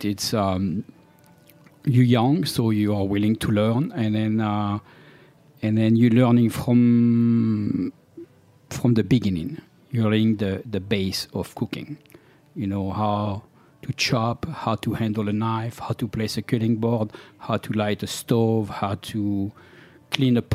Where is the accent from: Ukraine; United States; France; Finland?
France; center of France, central France; English is a second language; moved away as an adult; also born or lived in London; We grew up in a small town in France, in the center of France